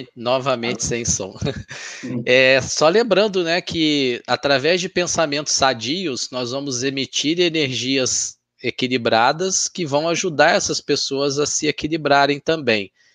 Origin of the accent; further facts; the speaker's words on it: Minas Gerais, Brazil; sou mineiro, nasci lá